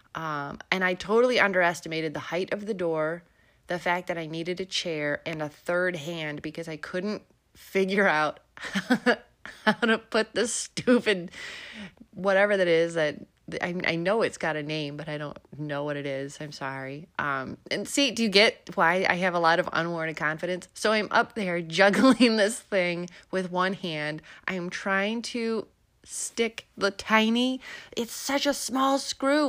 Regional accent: Illinois, United States; moved away; also born or lived in Melbourne, Florida; I'm originally from Illinois, so this this, uh, accent is for real

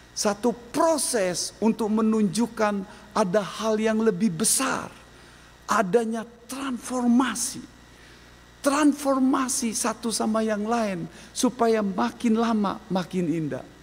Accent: Lampung, Indonesia; Saya orang Lampung, istri latar belakang keluarga yang lemah lembut.

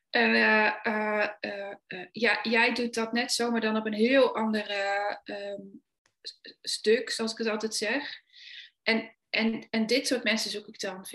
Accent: Achterhoek, Gelderland, Netherlands; ik kom uit de Achterhoek, daar ben ik oorspronkelijk geboren.

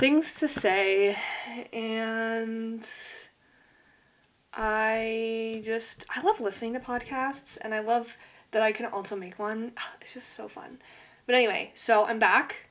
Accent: Canada; I live in Canada, by the way. I'm Canadian

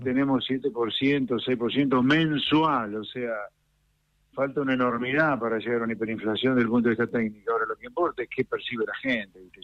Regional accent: Pergamino, Buenos Aires Province, Argentina; Yo soy nacido en Pergamino, en un pueblito

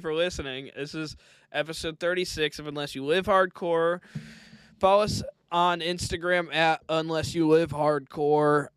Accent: Midwest, United States; I'm from the Midwest

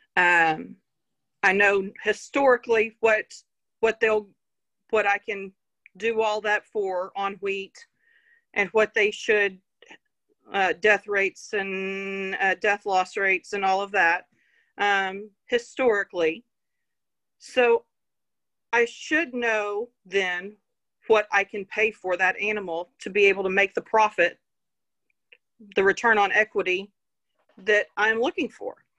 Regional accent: Fort Worth, Texas, United States; I grew up on a ranch just north of Fort Worth.

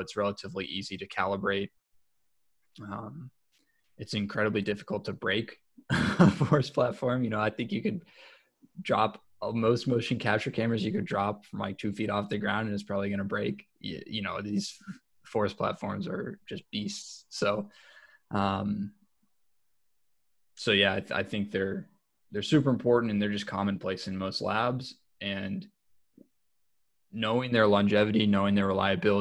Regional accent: Ohio, United States; we're both from Ohio

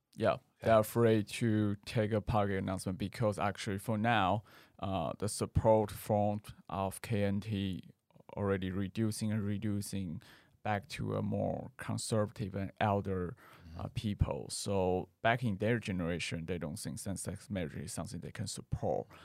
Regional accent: Taoyuan, Taiwan; English is a second language; now in Taipei, Taiwan; I come from Taoyuan. I live in Taipei more than 10 years.

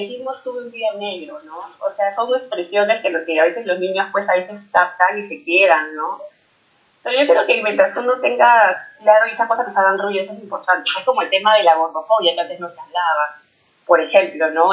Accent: Peru; now in Toronto, Canada; yo crecí en Perú

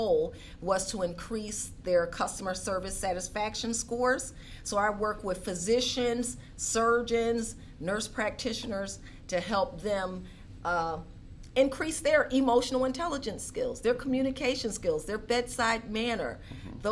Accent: Philadelphia, Pennsylvania, United States; I grew up in Philadelphia

